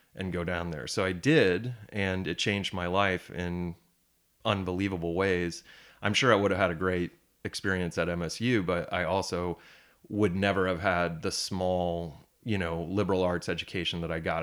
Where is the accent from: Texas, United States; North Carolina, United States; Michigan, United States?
Michigan, United States; Holland; moved away as an adult; also born or lived in Indiana / Los Angeles; now in Traverse City, United States; I grew up in Holland, uh, downstate